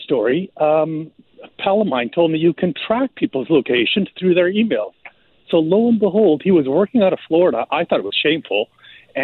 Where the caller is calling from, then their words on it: Vancouver, British Columbia, Canada; I'm calling from Vancouver.